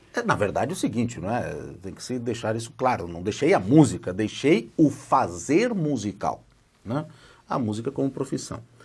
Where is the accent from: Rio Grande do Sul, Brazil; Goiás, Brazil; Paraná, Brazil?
Rio Grande do Sul, Brazil; Gravataí; moved away; also born or lived in Porto Alegre; Eu nasci numa cidadezinha ao lado de Porto Alegre, que é a capital do estado do Rio Grande do Sul, que se chama Gravataí